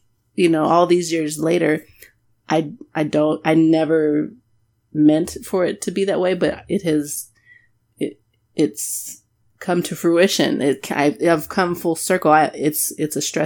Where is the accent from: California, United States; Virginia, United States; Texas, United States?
Texas, United States; Amarillo; I grew up there, Amarillo